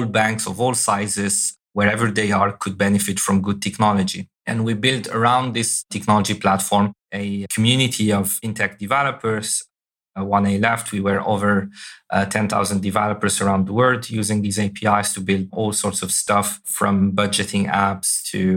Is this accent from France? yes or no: no; Algeria; moved away; also born or lived in Europe; I was born and raised in Algeria